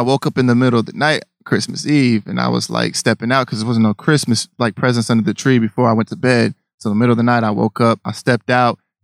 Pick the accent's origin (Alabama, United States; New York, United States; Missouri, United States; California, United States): Missouri, United States; Spanish Lake; I'm from St. Louis, Missouri, in this town called Spanish Lake.